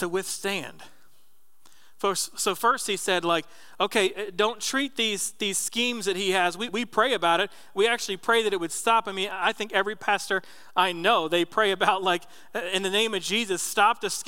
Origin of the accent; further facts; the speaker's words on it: New Jersey, United States; moved away; When I was a kid growing up in Jersey